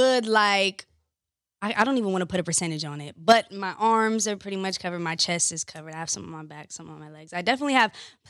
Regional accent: California, United States; also born or lived in Orlando, Florida / New York; I consider myself kind of like tri-coastal. So I grew up here in California, in Orlando, Florida, and in New York.

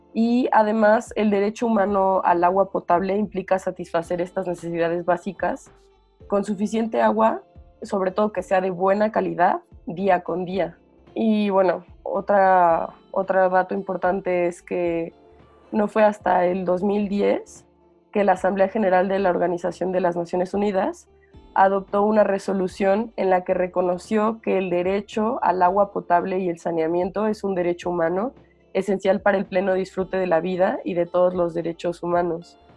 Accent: Morelia, Michoacán, Mexico; now in Mexico City, Mexico; yo soy de Morelia, y, pero vivo en la Ciudad de México

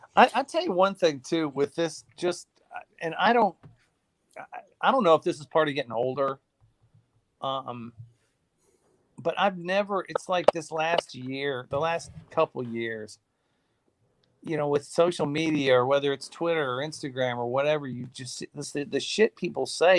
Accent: Indiana, United States; I was born in Indiana

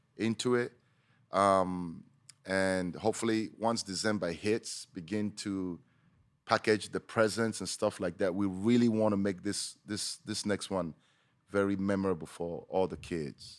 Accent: Nigeria; I'm Nigerian

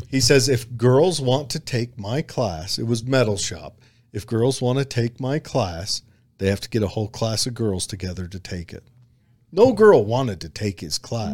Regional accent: United States; accent: hillbilly

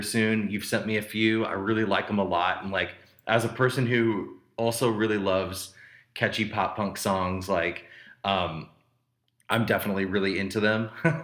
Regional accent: Vandalia, Illinois, United States; when I was younger, I'm from a small town, and then there's in Illinois, and then I'm from Vandalia, Illinois

